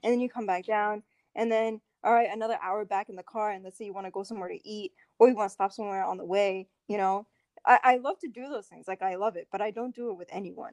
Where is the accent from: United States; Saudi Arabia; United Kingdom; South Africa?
Saudi Arabia; moved away; I'm from Saudi